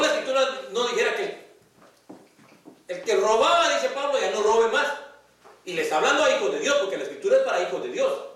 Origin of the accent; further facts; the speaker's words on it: Guatemala; moved away; en mi país, en Guatemala